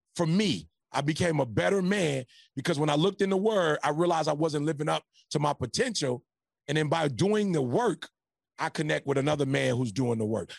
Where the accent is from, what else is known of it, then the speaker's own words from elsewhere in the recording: Detroit, Michigan, United States; now in California, United States; I'm from Detroit